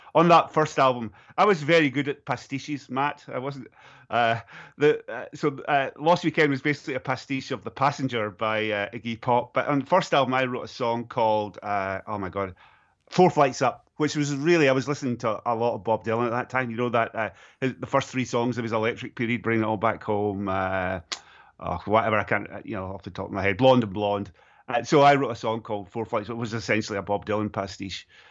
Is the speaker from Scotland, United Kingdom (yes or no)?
yes; Stirling, Scotland, United Kingdom; my hometown of Stirling in Scotland